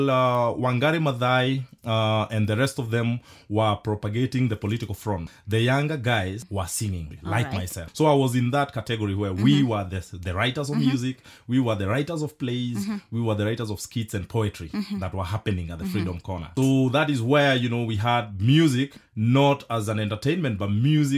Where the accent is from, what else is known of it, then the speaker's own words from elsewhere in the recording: Mwimuto, Kiambu County, Kenya; I come from Kenya, a village called Mwimuto Republic in Kiambu. That is where I was born and bred.